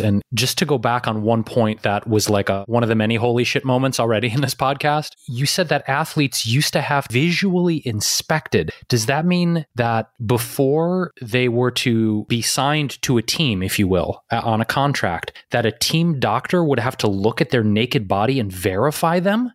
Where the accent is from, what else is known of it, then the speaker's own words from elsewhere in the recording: Detroit, Michigan, United States; that's my hometown. So, I mean, I grew up watching the Pistons. I was a huge Detroit Pistons fan